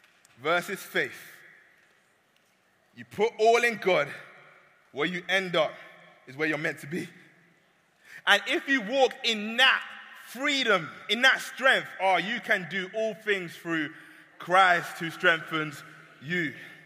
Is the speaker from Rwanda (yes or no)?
no; Nigeria; Now, side note, I'm Nigerian.